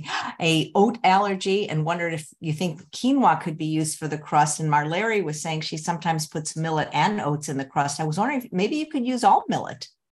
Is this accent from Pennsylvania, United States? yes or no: no; Chicago, Illinois, United States; I'm from Chicago.